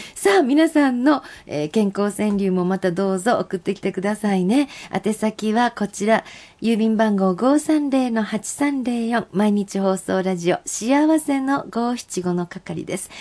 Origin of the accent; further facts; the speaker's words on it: Shiga, Japan; accent: Shiga dialect; moved away; 滋賀県の友達と喋ると、いきなり滋賀県弁に変わりますね